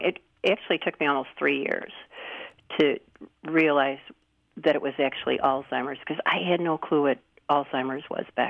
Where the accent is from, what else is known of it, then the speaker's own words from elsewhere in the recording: Chicago, Illinois, United States; also born or lived in Oak Park, Illinois / Geneva, Illinois / Roselle, Illinois; now in Batavia, United States; I was born in Chicago. So I was from Chicago, lived in Oak Park for a while.